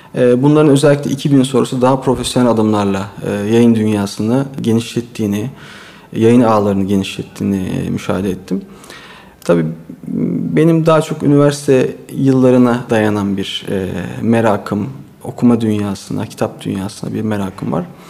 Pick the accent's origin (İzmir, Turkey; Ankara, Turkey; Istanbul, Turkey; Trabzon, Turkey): Istanbul, Turkey; also born or lived in Çanakkale; 1974 İstanbul doğumluyum. Ee, ilk orta e, lise eğitimimi İstanbul Yeşilköy'de e, tamamladım.